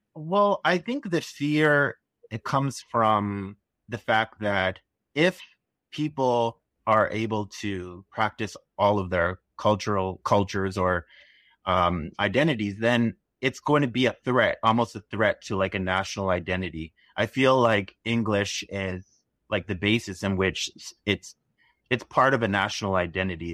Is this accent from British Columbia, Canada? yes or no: no; Toronto, Ontario, Canada; I am from Toronto, Canada